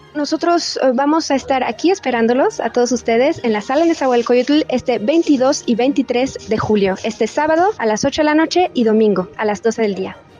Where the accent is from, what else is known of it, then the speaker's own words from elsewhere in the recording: Mexico City, Mexico; yo soy chilanga, yo crecí aquí